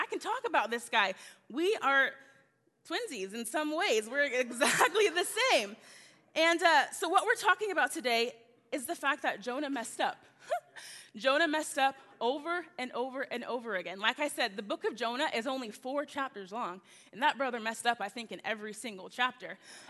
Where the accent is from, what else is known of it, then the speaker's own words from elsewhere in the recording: the South, United States; I'm from the South. I'm used to you guys talking back to me. So if I say, can I get an amen a lot, I apologize in advance.